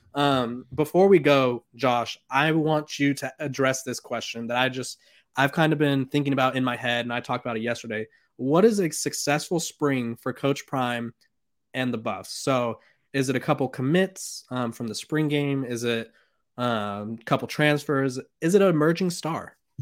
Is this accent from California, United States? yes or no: yes; California, United States; I'm from California.